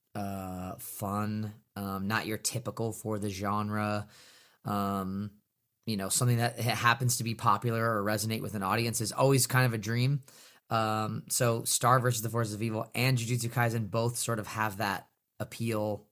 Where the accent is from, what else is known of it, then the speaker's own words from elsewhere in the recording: Northern California, United States; I grew up in Northern California.